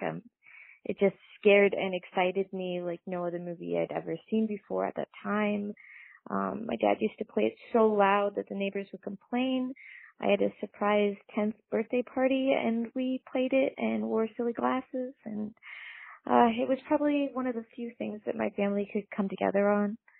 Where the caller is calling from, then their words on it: Berkeley, California, United States; I'm calling from Berkeley